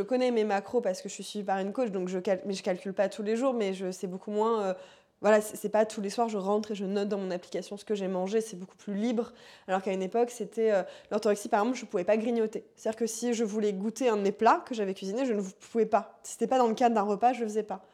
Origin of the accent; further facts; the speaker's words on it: Paris suburbs, Île-de-France, France; je viens de la banlieue parisienne 93 euh, Voilà. J'ai toujours vécu là-bas, je vis toujours là-bas